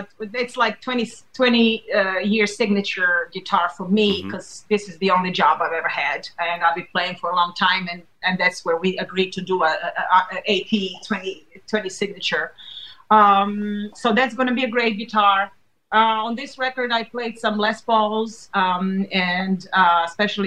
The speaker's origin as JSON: {"language": "English", "country": "Serbia", "tie": "born or raised there", "moved": "yes", "said": "we grew up in Serbia"}